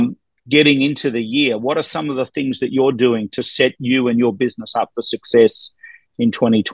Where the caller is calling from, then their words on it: Ontario, Canada; I'm actually in Toronto. I'm north of Toronto in Canada